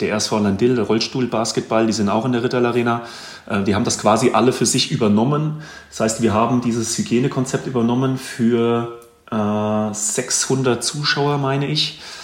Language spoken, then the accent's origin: German; Münzenberg, Hesse, Germany; also born or lived in Gießen / Wetzlar; now in Braunfels, Germany; bin ich in Gießen geboren, ganz normal, ganz normales Krankenhaus sozusagen. Äh, aufgewachsen in Gambach, das ist ein Stadtteil von Münzenberg